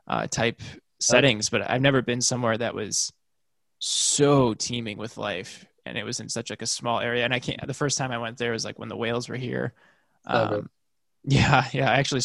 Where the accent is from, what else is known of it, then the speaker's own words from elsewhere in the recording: Chicago, Illinois, United States; moved away; I'm from Chicago and I'm used to like Michigan.